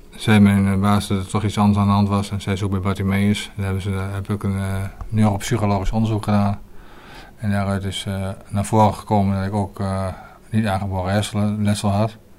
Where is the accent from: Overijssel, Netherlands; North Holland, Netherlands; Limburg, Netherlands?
Overijssel, Netherlands; Hengelo; also born or lived in Leeuwarden; ik kom uit Hengelo, Overijssel